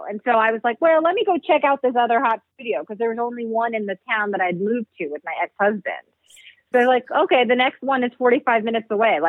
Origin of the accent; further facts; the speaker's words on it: New York City, New York, United States; I grew up in New York City, and one of our classes was movement.